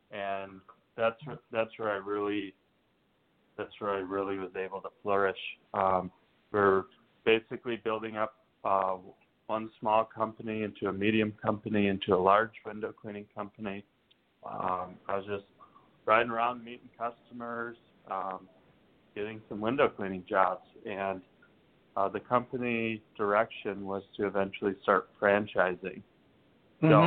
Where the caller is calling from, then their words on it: Austin, Texas, United States; I'm, I'm down in Austin, Texas.